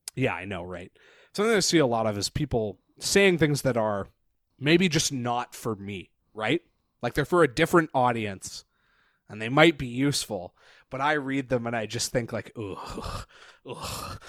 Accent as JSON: {"language": "English", "town": "Parksville", "region": "British Columbia", "country": "Canada", "tie": "born or raised there", "moved": "as an adult", "lives_now": "Victoria, Canada", "said": "I went to high school in Parksville"}